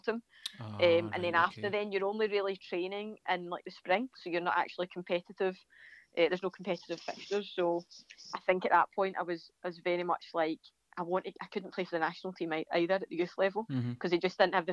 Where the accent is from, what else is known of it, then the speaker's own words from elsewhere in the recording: a village outside Glasgow, Scotland, United Kingdom; I come from Brigade, which is like just a village outside of Glasgow